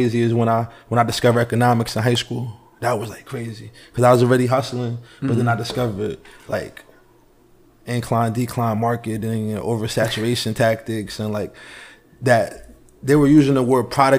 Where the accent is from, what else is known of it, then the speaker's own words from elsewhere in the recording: Peekskill, New York, United States; also born or lived in North Carolina / Poconos, Pennsylvania; I'm from a place called Peekskill, New York. That's a little bit about 50 minutes up from New York City, from the Bronx area.